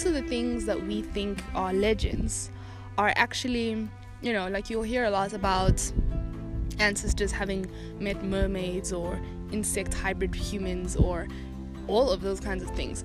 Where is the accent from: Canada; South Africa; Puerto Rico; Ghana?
South Africa; that's my lineage and that's where I come from